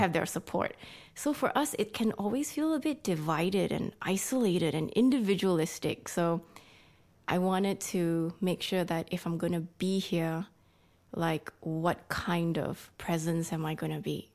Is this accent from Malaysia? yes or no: yes; Malaysia; moved away as an adult; now in Sydney, Australia; I'm Malaysian